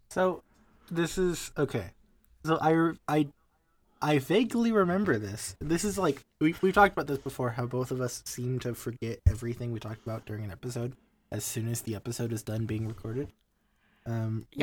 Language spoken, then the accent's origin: English; United States; I'm an American, and I'm used to the way American restaurants are